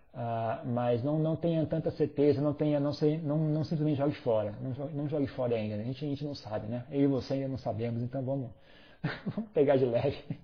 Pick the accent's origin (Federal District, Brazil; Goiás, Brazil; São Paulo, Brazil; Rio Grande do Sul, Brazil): São Paulo, Brazil; moved away as an adult; eu sou brasileiro, eu nunca viajei no Brasil, eu sou uma topeira, eu só vivi em São Paulo minha vida inteira